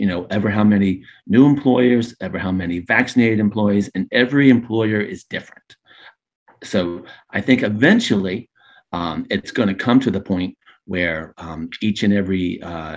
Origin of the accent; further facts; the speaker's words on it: Daytona Beach, Florida, United States; also born or lived in Orlando; I'm a true Floridian, born and raised in Daytona Beach